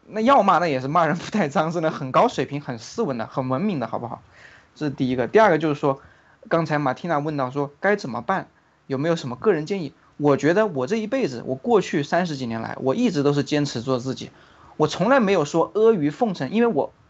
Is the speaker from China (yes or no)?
yes; China; 我作为一个中国人，作为一个华人啊，我从骨子里面我是有这种民族自豪感的